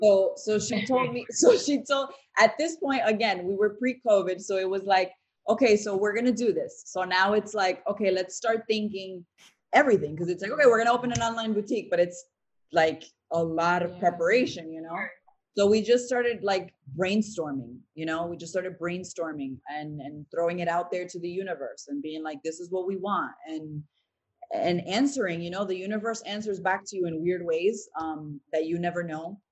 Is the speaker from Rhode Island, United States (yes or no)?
yes; Providence, Rhode Island, United States; also born or lived in Tampa / New York; now in Miami, United States; We're actually from Providence, Rhode Island